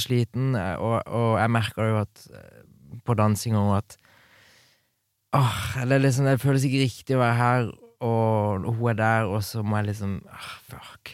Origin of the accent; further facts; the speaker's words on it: Kristiansand, Agder, Norway; Bodde hjemme i Kristiansand